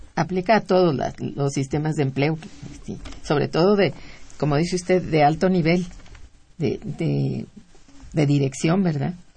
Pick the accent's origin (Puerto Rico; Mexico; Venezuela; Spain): Mexico; nos agobia como mexicanos